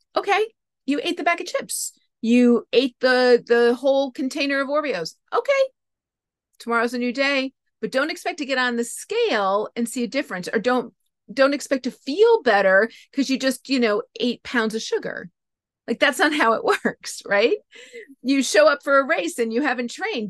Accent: New England, United States; moved away; I grew up in New England

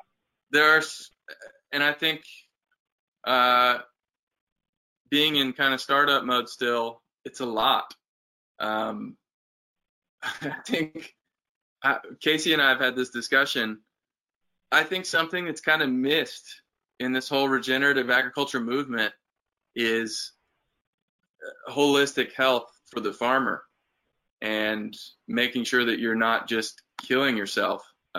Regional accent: Uganda; I grew up in Uganda and have roots there and want to help.

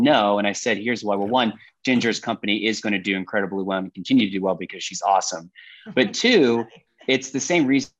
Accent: Austin, Texas, United States; I'm from Austin, Texas

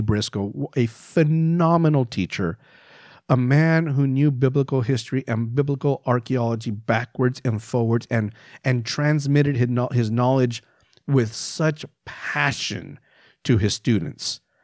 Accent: El Paso, Texas, United States; I grew up in El Paso, Texas

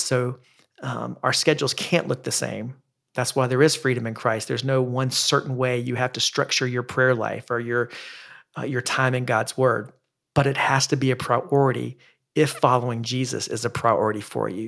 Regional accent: the South, United States; I grew up in the Baptist church in the South

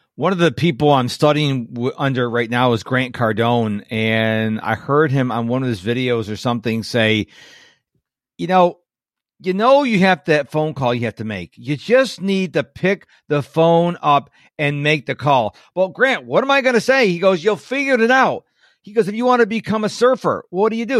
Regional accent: Western New York, United States; I'm from Western New York, so we had the, uh, junior, middle school, we call it junior high

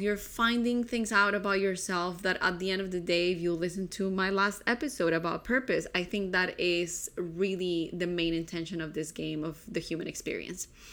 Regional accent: Colombia; I grew up in Colombia

